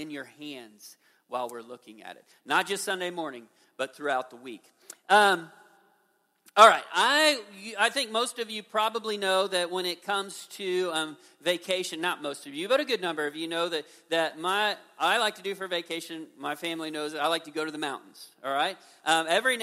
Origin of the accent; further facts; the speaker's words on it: Midwest, United States; I'm a Midwesterner